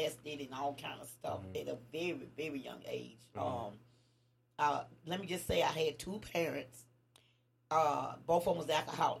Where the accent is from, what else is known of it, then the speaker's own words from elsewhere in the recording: Nashville, Tennessee, United States; also born or lived in Bellevue, Tennessee; I grew up in Nashville